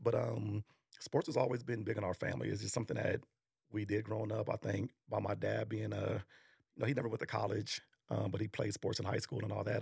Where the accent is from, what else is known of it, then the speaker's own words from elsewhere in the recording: Arlington, Texas, United States; also born or lived in New York; we grew up in Arlington